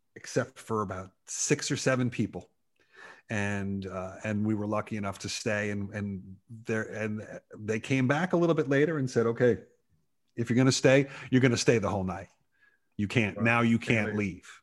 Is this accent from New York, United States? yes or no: yes; New York, United States; I grew up in New York